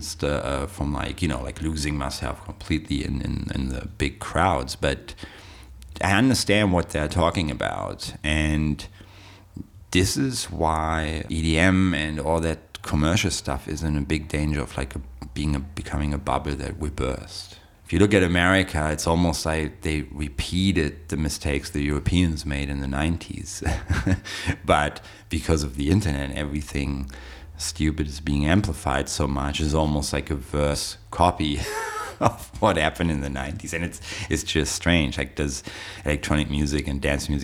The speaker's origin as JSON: {"language": "English", "region": "Berlin", "country": "Germany", "tie": "born or raised there", "said": "I went to raves in Berlin, that's where I grew up. I was born in West Berlin"}